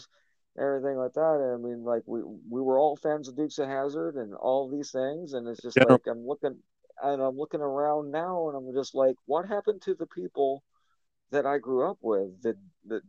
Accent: Tennessee, United States; I grew up in the South in Tennessee

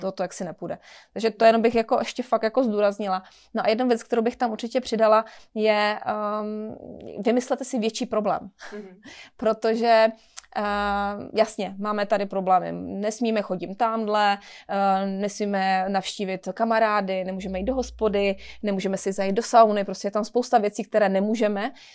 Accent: Czechia

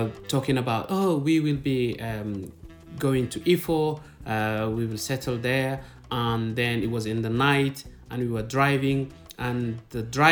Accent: Kenya; also born or lived in Somalia / Kismayo, Somalia; I was born in Somalia, but I didn't grow up in Somalia. Because of the civil war, I ended up in Kenya.

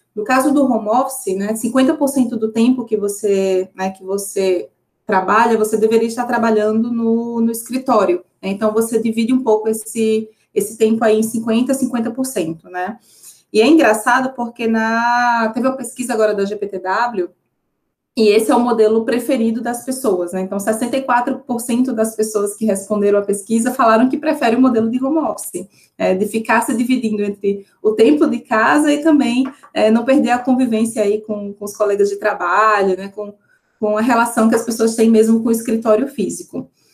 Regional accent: Northeast Region, Brazil; Eu venho do Nordeste

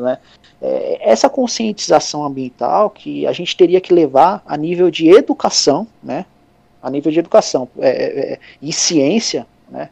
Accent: Brazil; como brasileiro

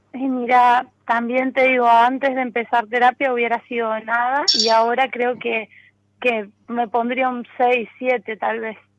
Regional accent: San Rafael, Mendoza, Argentina; now in San Luis, Argentina; en realidad es San Rafael, bueno, ahí viví mucho tiempo y hace unos años estoy viviendo acá en San Luis

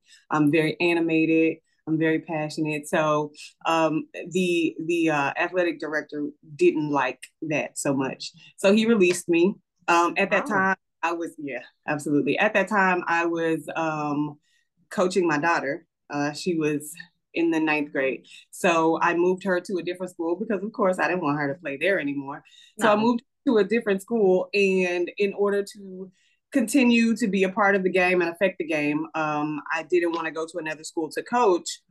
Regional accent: Mississippi, United States; moved away as an adult; now in North Carolina, United States; I am originally from Mississippi, but I currently live in North Carolina.

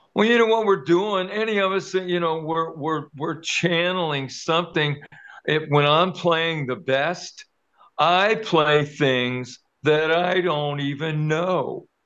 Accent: Kentucky, United States; I was born and raised in Kentucky, but I played around Cincinnati, which is just right across the river

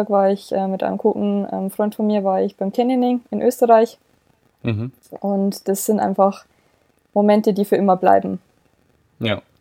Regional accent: Bavaria, Germany; ich komme ja ursprünglich aus dem Bayerischen Wald, man hört es ja vielleicht auch so ein bisschen

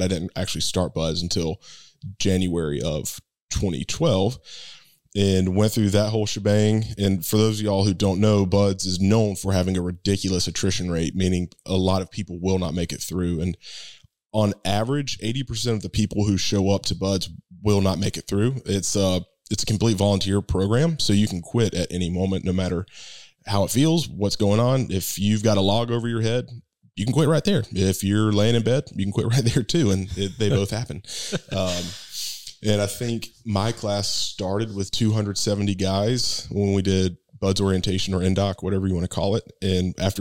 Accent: Thomasville, United States; moved away as an adult; I'm back in Thomasville, my hometown

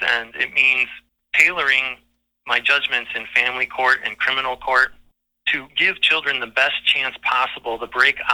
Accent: Waukesha, Wisconsin, United States; now in Greenwood, United States; I grew up in Waukesha

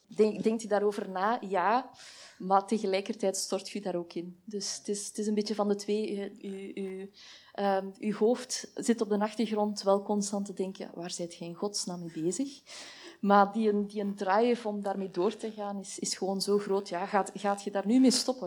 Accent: Belgium

